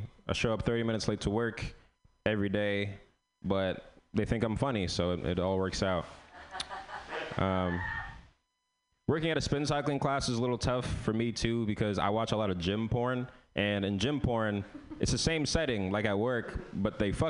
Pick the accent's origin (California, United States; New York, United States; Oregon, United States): California, United States; San Francisco; So I'm from San Francisco, but I'm literally feeding and making the techies stronger.